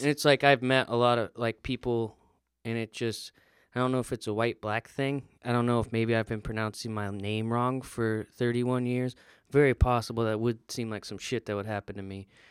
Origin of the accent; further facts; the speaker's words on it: the South, United States; I'm from the South